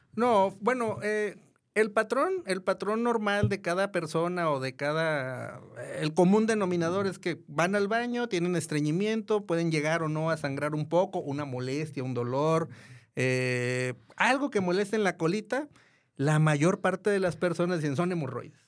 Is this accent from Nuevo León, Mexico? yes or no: no; Guadalajara, Jalisco, Mexico; also born or lived in Mexico City; soy de Guadalajara, siempre he estado en Guadalajara